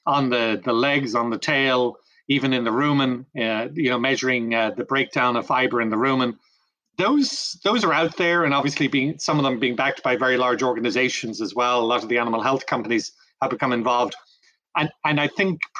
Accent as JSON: {"language": "English", "country": "Ireland", "tie": "born or raised there", "also_born_or_lived": "France / Brazil", "moved": "as an adult", "lives_now": "North Carolina, United States", "said": "Grew up in Ireland"}